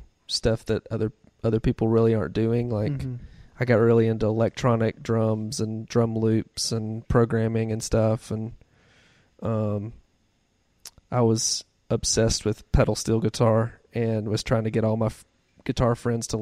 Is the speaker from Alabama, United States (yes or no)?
yes; Birmingham, Alabama, United States; I am from Birmingham, I guess. Lived here for 21 years, mm-hmm. I believe. So we moved around a bunch when I was younger.